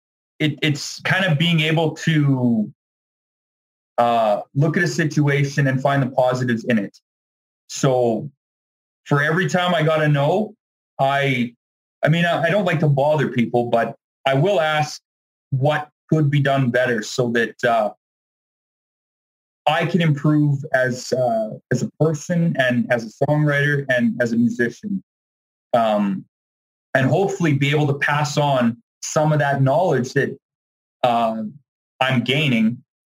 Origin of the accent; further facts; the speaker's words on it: Dauphin, Manitoba, Canada; I grew up around the Dauphin, Manitoba area